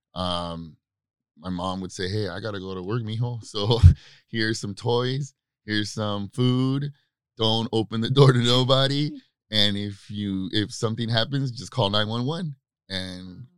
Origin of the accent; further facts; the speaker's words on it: Baldwin Park, California, United States; I grew up in Baldwin Park, California, and uh, in the '90s.